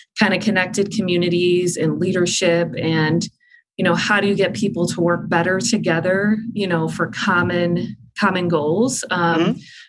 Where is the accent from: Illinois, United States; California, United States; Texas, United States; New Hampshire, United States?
Illinois, United States; Chicago; I'm from the South Side of Chicago